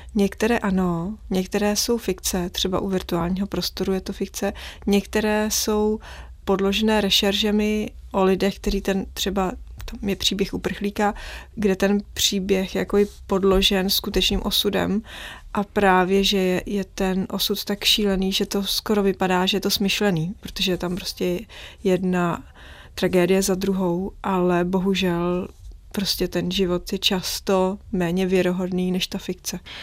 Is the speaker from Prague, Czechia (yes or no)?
yes; Prague, Czechia; když jsem vyrůstala v centru, na Praze 6 nedaleko hradu